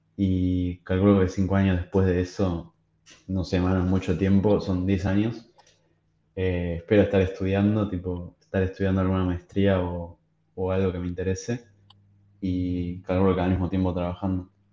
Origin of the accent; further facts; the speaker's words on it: Argentina; somos tipo país de Sudamérica, que somos un país, no sé, que puedo decir que es tercermundista